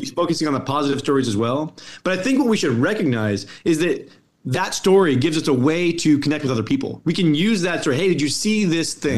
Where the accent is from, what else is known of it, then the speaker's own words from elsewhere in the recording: Colorado, United States; moved away; I'm from Colorado. You know, I don't live in Colorado anymore